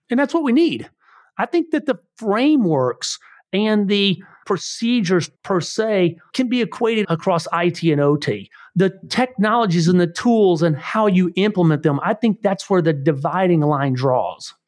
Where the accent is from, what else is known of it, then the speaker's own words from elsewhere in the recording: Missouri, United States; We are from Missouri.